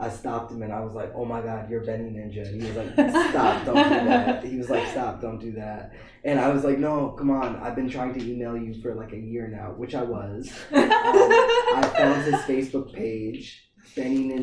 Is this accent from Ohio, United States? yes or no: no; Yonkers, New York, United States; I'm from Yonkers, New York